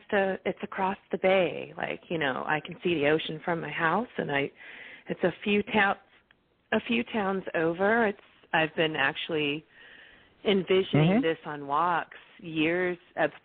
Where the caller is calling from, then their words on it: California, United States; I'm calling from California today, and I'm happy to be here.